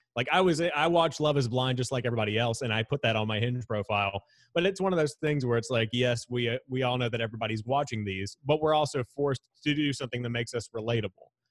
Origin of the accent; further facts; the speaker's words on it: Charlotte, North Carolina, United States; how I was raised around Charlotte